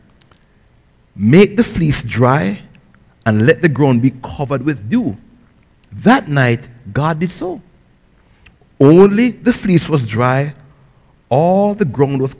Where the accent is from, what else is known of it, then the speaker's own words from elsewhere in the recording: Jamaica; now in United States; I grew up in Jamaica in a poor family